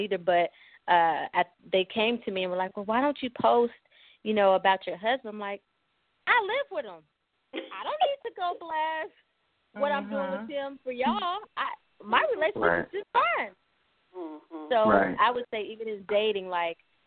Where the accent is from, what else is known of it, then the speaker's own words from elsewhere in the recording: East St. Louis, Illinois, United States; also born or lived in Denver, Colorado; now in Wichita, United States; my hometown of East St. Louis